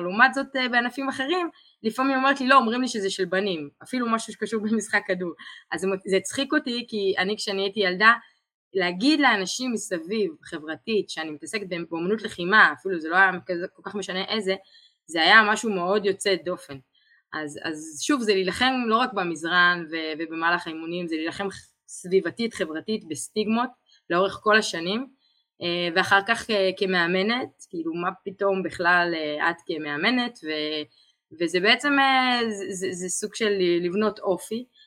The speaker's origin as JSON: {"language": "Hebrew", "country": "Israel"}